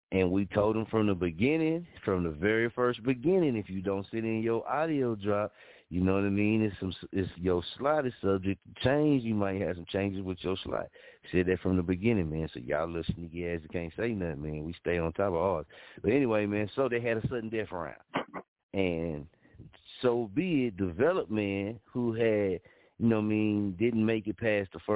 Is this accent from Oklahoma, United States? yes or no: yes; Muskogee, Oklahoma, United States; here in my hometown.